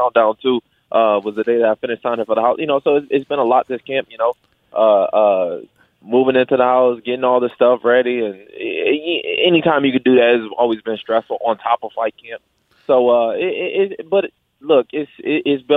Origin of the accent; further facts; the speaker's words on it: Detroit, Michigan, United States; also born or lived in Grand Rapids; I'm born and raised in Detroit